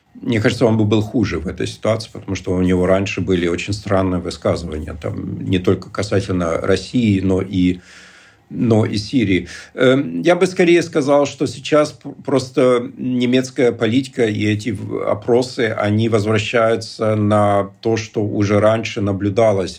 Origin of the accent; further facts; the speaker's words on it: East Germany, Germany; я сам из Восточной Германии